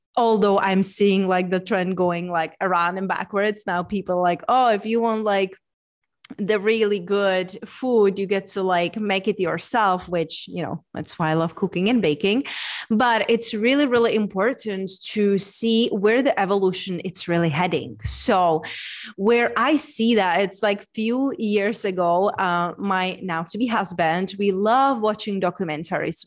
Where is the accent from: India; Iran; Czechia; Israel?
Czechia; moved away; I'm from Czech Republic. So, being born in Czech Republic, center of the Europe